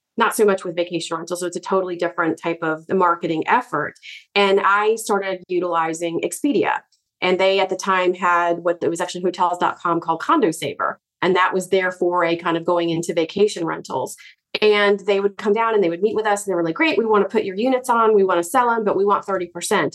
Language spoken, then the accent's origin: English; Virginia, United States; Growing up in Virginia